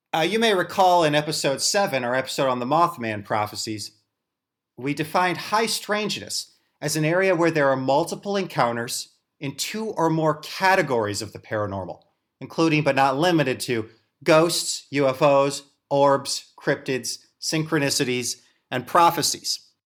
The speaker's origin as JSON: {"language": "English", "town": "St. Louis", "region": "Missouri", "country": "United States", "said": "which is where I'm from, as I'm from St. Louis"}